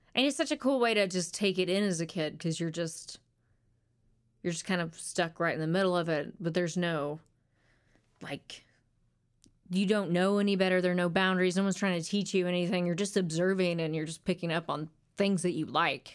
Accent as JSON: {"language": "English", "town": "Conway", "region": "Arkansas", "country": "United States", "tie": "born or raised there", "also_born_or_lived": "Little Rock, Arkansas / North Little Rock, Arkansas / Hot Springs, Arkansas / Nashville, Tennessee", "moved": "yes", "said": "went to Conway for most of my, my rearing years"}